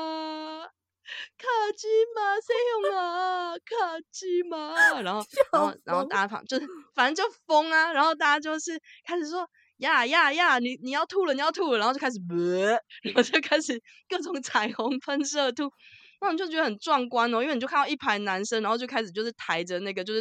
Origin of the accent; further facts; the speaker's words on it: Taiwan; 然后你知道，我就是台湾人，我想说：“哦，结束了就准备回家。”